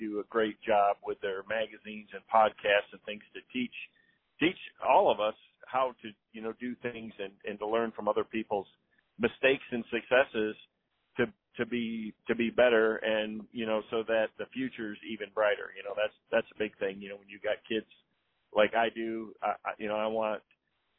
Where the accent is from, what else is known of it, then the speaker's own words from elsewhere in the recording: Southwest Michigan, United States; I grew up in Southwest Michigan